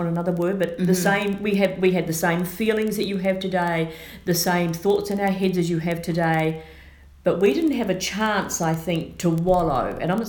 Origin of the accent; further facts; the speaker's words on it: New Zealand; accent: Kiwi; also born or lived in Australia; now in United States; I was born and raised in New Zealand. I spent 30 years in Australia.